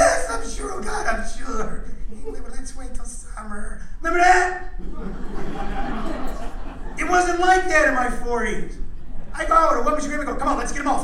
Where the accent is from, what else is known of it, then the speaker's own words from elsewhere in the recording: Midwest, United States; moved away; I grew up in the Midwest